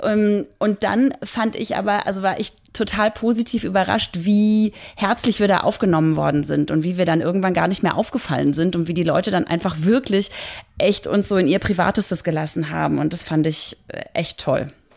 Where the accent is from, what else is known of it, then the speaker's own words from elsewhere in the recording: Germany; ich als Deutsche